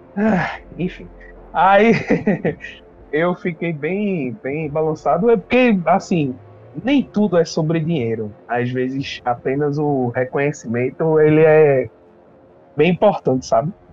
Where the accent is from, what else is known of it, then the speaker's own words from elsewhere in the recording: Pernambuco, Brazil; aqui em Pernambuco, sou de Pernambuco, tá?